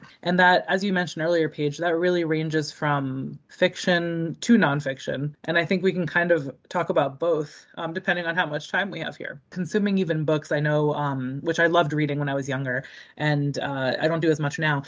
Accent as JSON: {"language": "English", "town": "Boston", "region": "Massachusetts", "country": "United States", "tie": "born or raised there", "also_born_or_lived": "Baltimore, Maryland", "said": "I'm from the Boston area. Grew up here, was born in the area."}